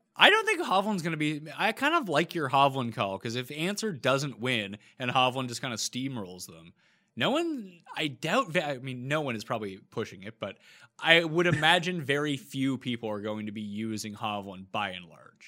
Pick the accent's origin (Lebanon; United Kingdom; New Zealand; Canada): Canada; we're both Canadian